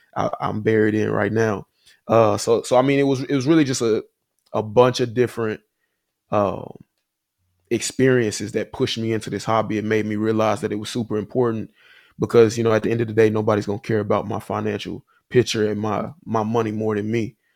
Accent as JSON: {"language": "English", "town": "Huntsville", "region": "Alabama", "country": "United States", "tie": "born or raised there", "also_born_or_lived": "Nashville, Tennessee / Chicago", "moved": "as an adult", "said": "I'm from Huntsville, Alabama. Uh, grew up there, you know, my whole life"}